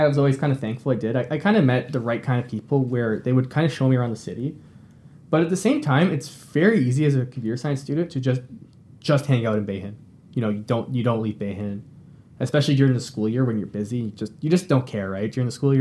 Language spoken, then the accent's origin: English; Mississauga, Ontario, Canada; I grew up in Mississauga. It's a suburb kind of near Toronto